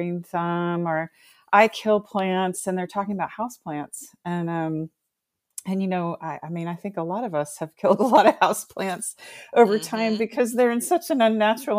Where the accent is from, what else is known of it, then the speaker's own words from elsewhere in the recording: Bowie, Maryland, United States; I grew up in Bowie in Prince George's County